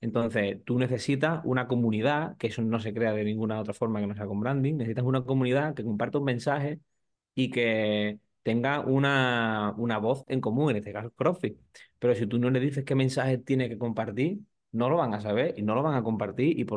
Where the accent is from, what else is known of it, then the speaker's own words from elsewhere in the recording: San Fernando, Andalusia, Spain; yo trabajamos con un box en San Fernando, que yo soy de allí, de Cádiz, y lo quiero con todo mi alma y todo mi corazón, a The Island Box.